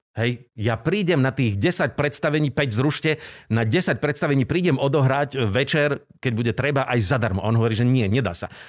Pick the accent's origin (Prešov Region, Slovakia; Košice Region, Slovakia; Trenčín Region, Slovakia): Prešov Region, Slovakia; Prešov; moved away; also born or lived in Bratislava / Trnava / Žilina; ja som z Prešova, manželka z Moravy, a, nemáme tu starých rodičov.